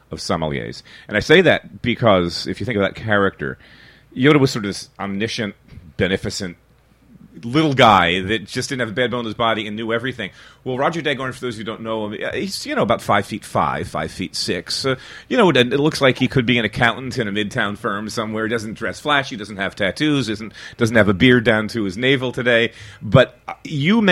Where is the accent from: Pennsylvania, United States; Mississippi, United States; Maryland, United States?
Pennsylvania, United States; Philadelphia; I'm a kid from Philly